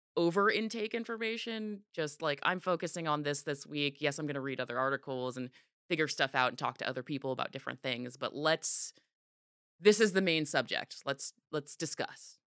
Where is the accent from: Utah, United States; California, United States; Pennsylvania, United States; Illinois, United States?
California, United States; Orange County; I grew up in Orange County